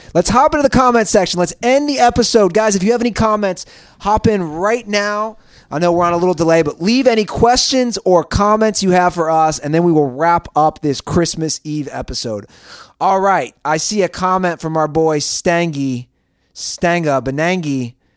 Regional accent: Cincinnati, Ohio, United States; now in Los Angeles, United States; my hometown Reds

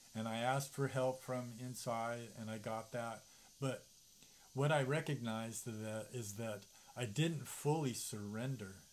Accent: United States; growing up as an American

